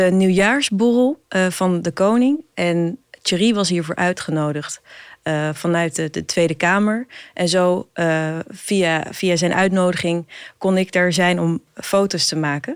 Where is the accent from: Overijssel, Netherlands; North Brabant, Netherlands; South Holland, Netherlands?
Overijssel, Netherlands; Hengelo; moved away as an adult; also born or lived in Amsterdam; Ik ben opgegroeid in Twente, in Hengelo